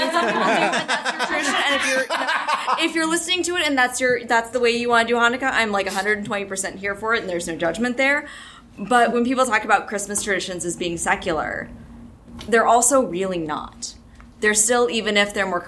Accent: Western Kentucky, United States; I'm from Western Kentucky, and we did a similar thing in, like, some of the Baptist churches near me

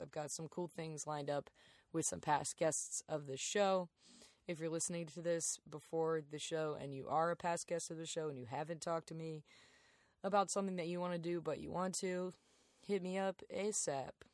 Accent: Darlington, South Carolina, United States; moved away as an adult; also born or lived in Athens, Georgia / Lancaster, South Carolina; now in Chicago, United States; we moved to Darlington

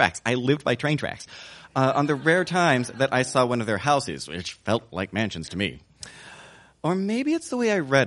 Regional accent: the South, United States; I grew up in the South

